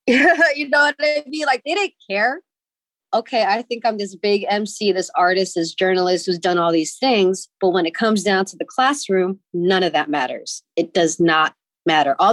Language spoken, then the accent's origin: English; San Francisco, California, United States; I grew up in the Excelsior